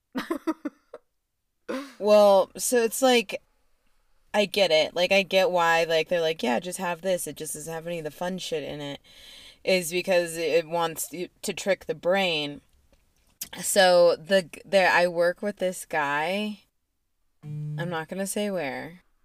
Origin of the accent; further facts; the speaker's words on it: Aurora, Colorado, United States; also born or lived in Boulder, Colorado; I'm from Aurora too, and I lived in Aurora when the theater shooting happened